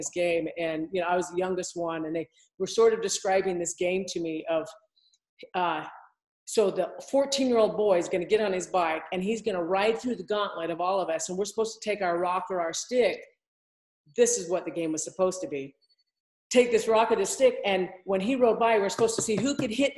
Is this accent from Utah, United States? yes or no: yes; Provo, Utah, United States; also born or lived in Salt Lake City, Utah; I grew up here in Utah. I grew up in Provo